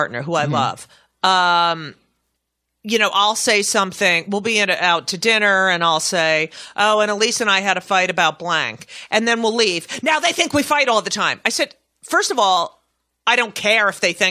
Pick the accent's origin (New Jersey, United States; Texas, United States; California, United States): New Jersey, United States; the Star Ledger, which is my hometown paper from New Jersey